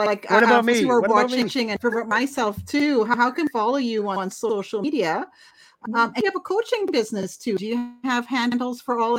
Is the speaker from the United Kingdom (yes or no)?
no; Canada; we're Canadian.